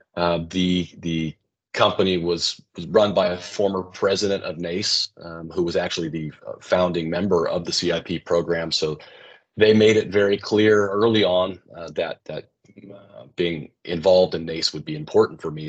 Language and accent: English; West Coast, United States; I grew up in the West Coast